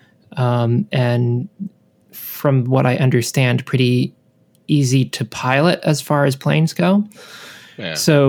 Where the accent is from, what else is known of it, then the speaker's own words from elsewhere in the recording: United States; growing up in America, as you and I have done